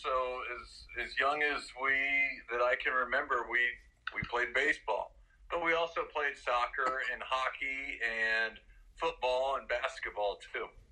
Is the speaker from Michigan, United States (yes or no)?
no; Missouri, United States; since I was from Missouri